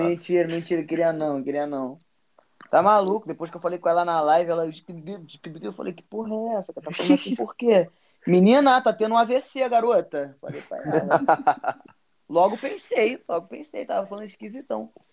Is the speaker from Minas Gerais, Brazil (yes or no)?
no; Rio de Janeiro, Brazil; accent: carioca; o nosso sotaque